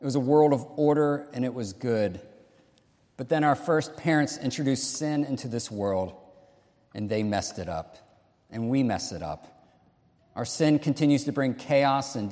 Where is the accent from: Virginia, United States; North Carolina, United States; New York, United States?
Virginia, United States; Alexandria; I was born in Alexandria, Virginia, about 45 minutes from here